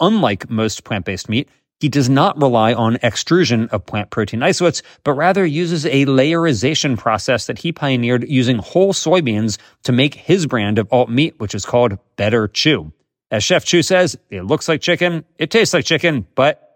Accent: Maryland, United States; you and I are both from Maryland

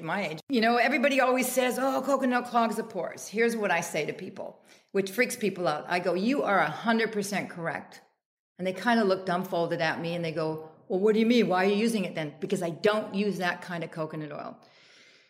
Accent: Canada; now in United States; I'm Canadian

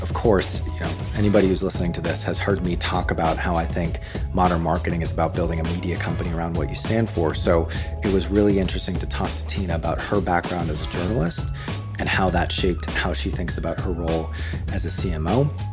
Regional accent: Boston, Massachusetts, United States; moved away as an adult; as an American who grew up in Boston

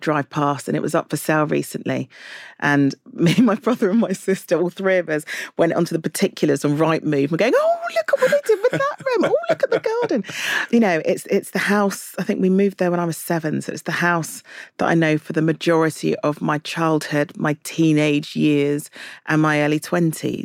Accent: London, United Kingdom; I'm from London

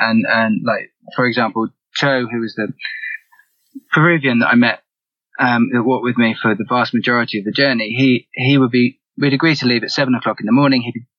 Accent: England, United Kingdom; Yeah, in England.

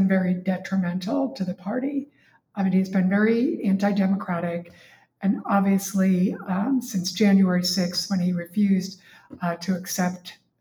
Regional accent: Massachusetts, United States; moved away as an adult; also born or lived in Vermont / Washington, D.C.; now in Virginia, United States; I'm from Massachusetts.

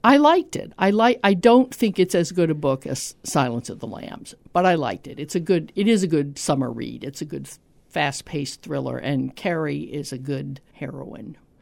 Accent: Tampa, Florida, United States; I grew up in Tampa

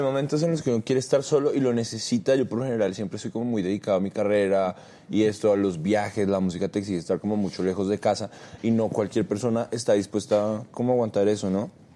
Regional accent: Bogotá, Colombia; also born or lived in Cartagena; yo nací en Cartagena, pero me crié en Bogotá. Ah, desde muy niño vivo en Bogotá, como desde que tengo tres años

